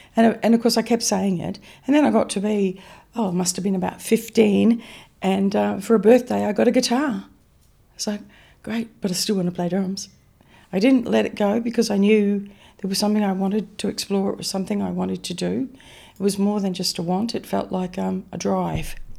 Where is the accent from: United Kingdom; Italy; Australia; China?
Australia; Mount Isa, Queensland; I grew up in Mount Isa. I was actually born out in Mount Isa